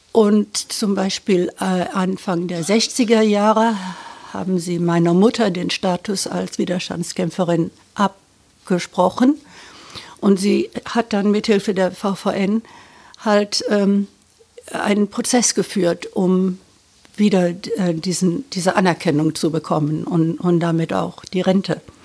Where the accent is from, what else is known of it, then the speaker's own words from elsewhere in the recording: Düsseldorf, North Rhine-Westphalia, Germany; moved away as an adult; also born or lived in Britain; meine Familie und meine Kindheit in Düsseldorf in 50er Jahren